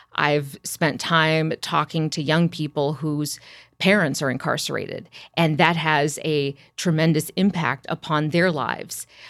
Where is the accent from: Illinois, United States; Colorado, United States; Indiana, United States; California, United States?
Illinois, United States; Champaign; I'm from Champaign, Urbana. That's where I was born and raised